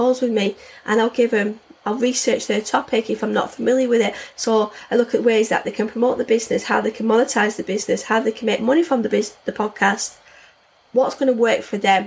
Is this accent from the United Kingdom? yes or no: yes; the north of England, United Kingdom; accent: northern; I've got a northern accent